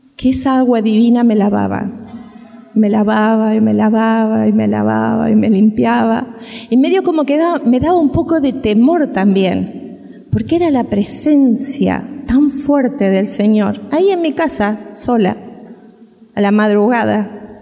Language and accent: Spanish; Uruguay; moved away; nosotros somos uruguayos